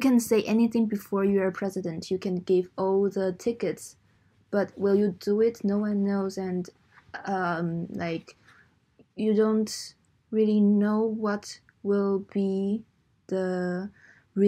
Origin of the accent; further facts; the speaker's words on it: Taiwan; my generation, we would rather say that we are Taiwanese than we are the resident of Republic of China